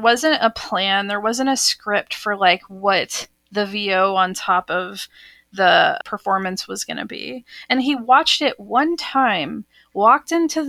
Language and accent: English; Texas, United States; moved away as an adult; also born or lived in Austin, Texas / Seattle; as a kid growing up in Texas